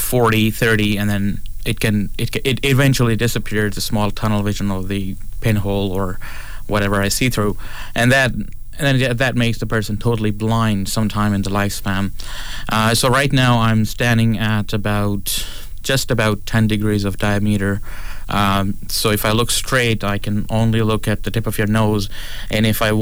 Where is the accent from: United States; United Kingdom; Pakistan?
Pakistan; also born or lived in Toronto; now in Prince Edward Island, Canada; I was born in Pakistan.